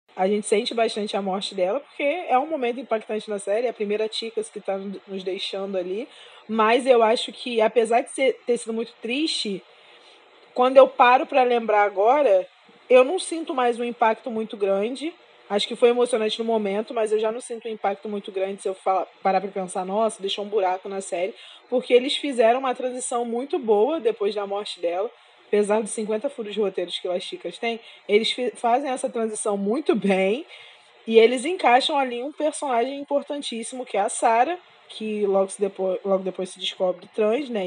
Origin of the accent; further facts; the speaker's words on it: Brazil; como uma boa brasileira